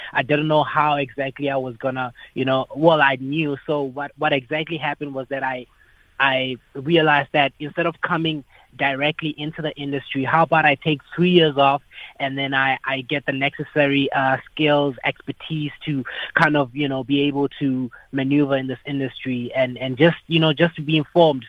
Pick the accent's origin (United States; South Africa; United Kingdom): South Africa; Polokwane, Limpopo; also born or lived in Johannesburg; in the north where I grew up in Polokwane, which is where I grew up